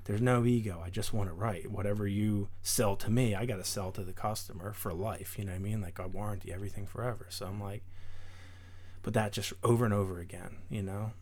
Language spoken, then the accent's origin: English; Darby, Pennsylvania, United States; we grew up in Darby